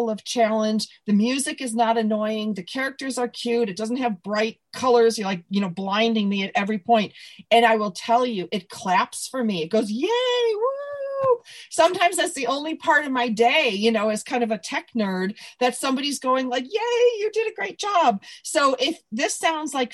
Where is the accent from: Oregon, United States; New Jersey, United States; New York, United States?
New York, United States; Buffalo; moved away as an adult; also born or lived in Evanston, Illinois; now in California, United States; when Tom Hanks asked me where I was from, I'm like, Buffalo?